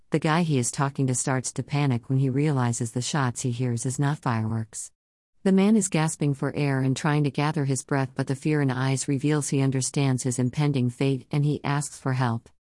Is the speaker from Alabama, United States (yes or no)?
no; Southern California, United States; I grew up in Southern California in the eighties